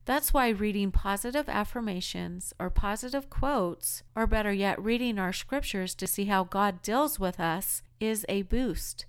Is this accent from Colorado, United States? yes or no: yes; Colorado, United States; moved away; also born or lived in Utah; I'm originally from Colorado